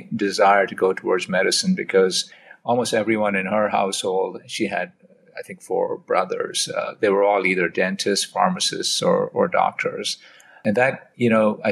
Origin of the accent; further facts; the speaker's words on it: India; moved away as an adult; also born or lived in Oxford, United Kingdom; now in United States; I grew up in India. I did medical school in India